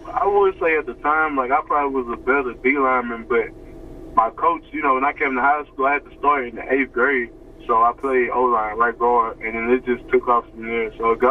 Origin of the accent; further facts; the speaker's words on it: Baton Rouge, Louisiana, United States; also born or lived in Baker, Louisiana; I'm originally from Zion City, but I live in Baker.